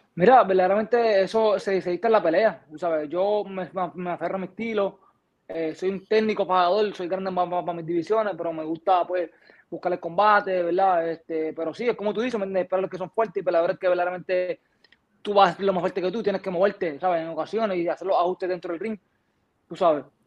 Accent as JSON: {"language": "Spanish", "country": "Puerto Rico", "tie": "born or raised there", "said": "De donde yo vengo, de donde yo me crié"}